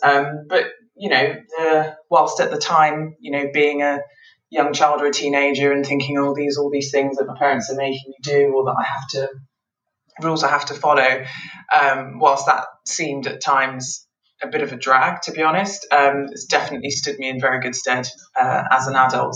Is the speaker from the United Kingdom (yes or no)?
yes; England, United Kingdom; also born or lived in Nigeria / Scotland; we lived up in Scotland for a number of years before moving down to England um, when I was uh, about five or six years old, and we've been in England ever since